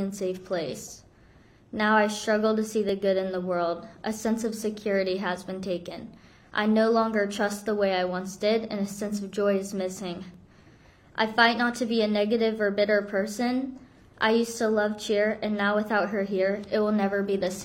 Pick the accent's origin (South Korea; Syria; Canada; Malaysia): South Korea; now in Florida, United States; I'm from Korea, we bonded over being over Asian sisters